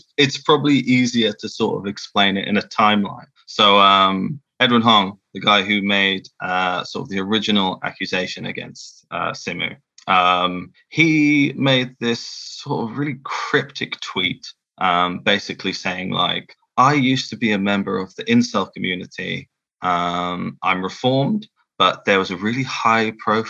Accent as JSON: {"language": "English", "region": "England", "country": "United Kingdom", "accent": "English", "said": "I've got my awful English accent"}